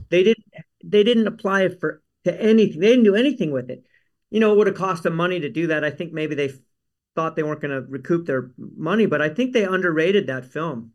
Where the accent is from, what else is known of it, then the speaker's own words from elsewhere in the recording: Palos Verdes, California, United States; also born or lived in Carmel; I grew up in Palos Verdes